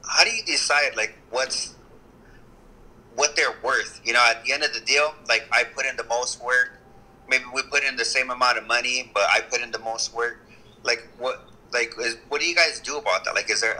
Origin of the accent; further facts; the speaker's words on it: Monterey County, California, United States; now in Central California, United States; I'm originally from Monterey County